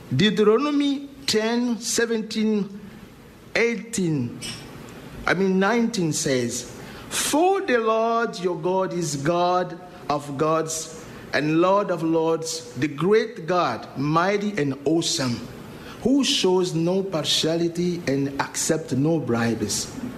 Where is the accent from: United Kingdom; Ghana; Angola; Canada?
Angola; English is a second language; moved away as an adult; now in Lewiston, United States; from the Republic of Angola